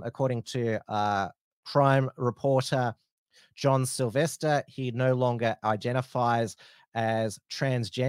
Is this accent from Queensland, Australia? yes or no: no; Frankston, Victoria, Australia; I grew up in the Frankston area. I still live close to Frankston